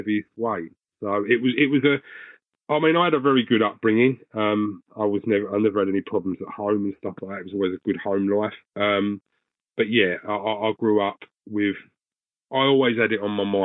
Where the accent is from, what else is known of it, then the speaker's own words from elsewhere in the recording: Essex, East of England, United Kingdom; now in Swanley, United Kingdom; I'm currently living in Swanley, Kent. I'm originally from Essex